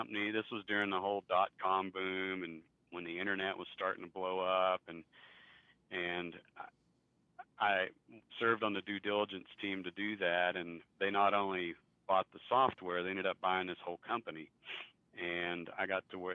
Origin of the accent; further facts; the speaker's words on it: Pampa, Texas, United States; now in Amarillo, United States; We grew up together in Pampa